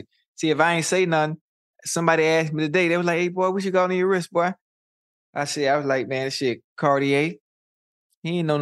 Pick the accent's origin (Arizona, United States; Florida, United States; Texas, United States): Florida, United States; Miami; I'm from Liberty City, man. Born in Jackson Memorial Hospital. You know, grew up in the 40s